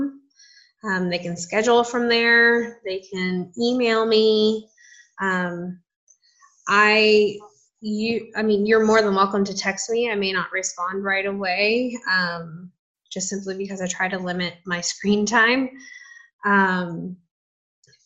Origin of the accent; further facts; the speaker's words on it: Southern California, United States; now in Nashville, United States; I'm from Southern California